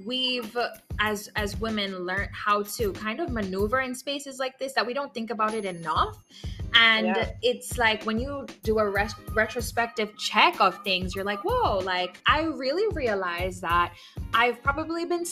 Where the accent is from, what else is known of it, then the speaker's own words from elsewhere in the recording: Jamaica; we're Jamaican.